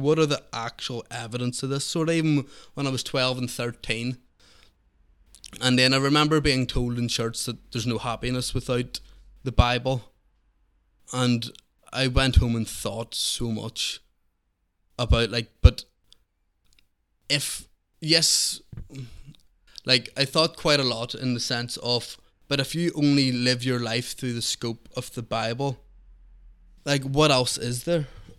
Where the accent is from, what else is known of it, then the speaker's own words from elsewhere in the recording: Belfast, Northern Ireland, United Kingdom; I grew up in East Belfast.